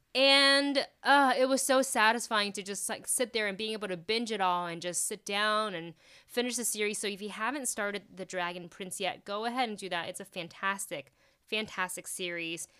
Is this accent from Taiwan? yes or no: yes; Taiwan; moved away; I grew up watching shows in Taiwan